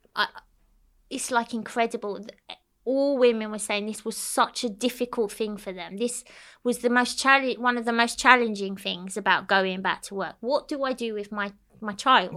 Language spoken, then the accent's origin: English; London, United Kingdom; moved away as an adult; now in Cyprus; I grew up in London, so it was a bit different